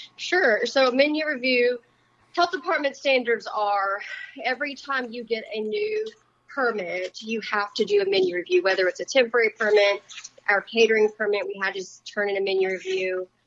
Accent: Louisiana, United States; now in Wenatchee, United States; I was raised in Louisiana

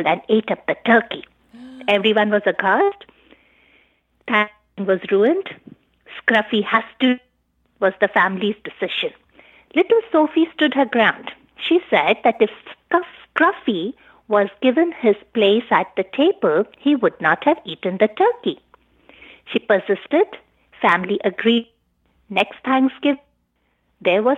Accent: India; moved away as an adult; now in United States; I was born in India. I did my medical school and MD from India

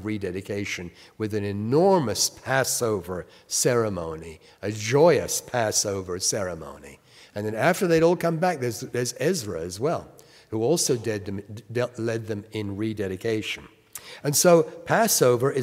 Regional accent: England, United Kingdom; now in United States; I was born in England, and my work in the United States is a Bible teacher

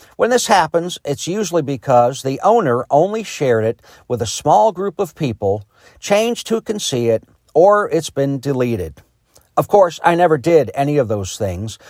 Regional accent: Chicago, Illinois, United States; also born or lived in Ohio; now in Greenwood, United States; I was born in Chicago in nineteen sixty into a very liberal Democrat family.

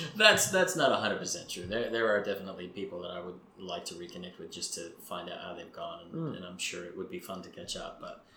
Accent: New York, United States; But because I come from New York...

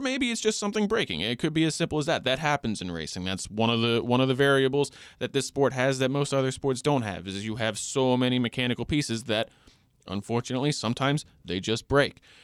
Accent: Long Island, New York, United States; I grew up on Long Island, New York

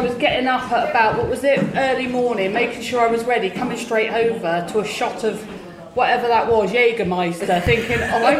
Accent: Poole, South West England, United Kingdom; I'm from Paul.

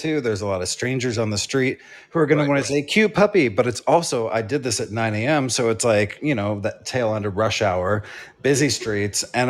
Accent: New York City, New York, United States; I'm from New York.

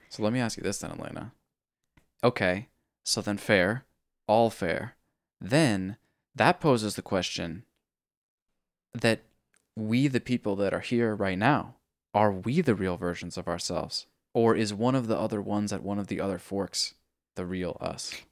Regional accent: California, United States; it's one of the, like, hippie California things that we

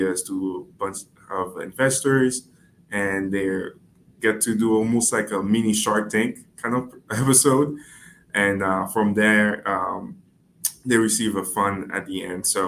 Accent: Haiti; now in Connecticut, United States; I am originally from Haiti. I came to the States about 11 years ago

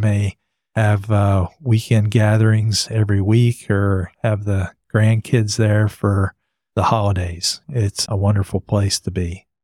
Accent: New Jersey, United States; now in Texas, United States; I grew up in Jersey.

